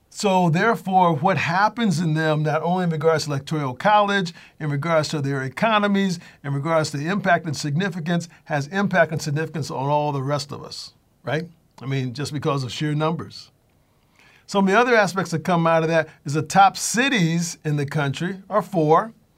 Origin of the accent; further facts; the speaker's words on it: Connecticut, United States; I'm from Connecticut.